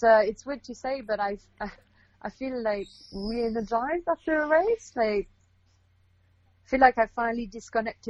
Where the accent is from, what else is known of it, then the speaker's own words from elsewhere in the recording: Canada; moved away as an adult; also born or lived in South of France / Australia / Quebec; now in Western Canada; I'm Canadian originally